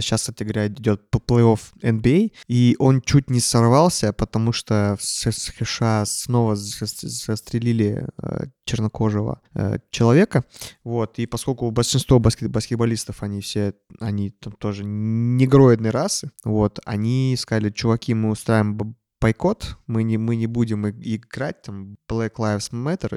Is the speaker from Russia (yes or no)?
no; Kazakhstan; moved away; я вырос э, в Казахстане